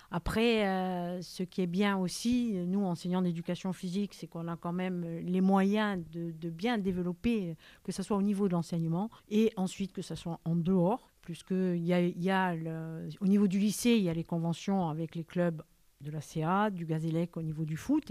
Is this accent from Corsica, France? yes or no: yes; Corsica, France; now in Ajaccio, France; Je suis corse, bien sûr. J'ai fait un peu mes classes sur le continent parce qu'il n'y avait pas de poste chez nous.